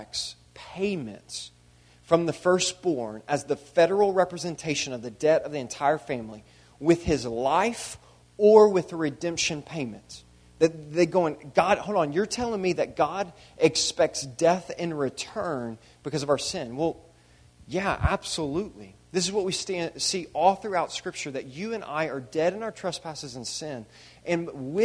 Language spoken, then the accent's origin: English; United States; a European individualistic culture that I grew up in here in America